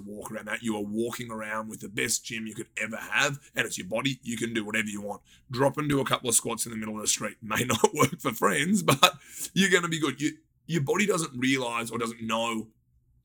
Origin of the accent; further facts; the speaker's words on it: Australia; moved away as an adult; now in Los Angeles, United States; We always thought we were going to live by the beach because just being Australian.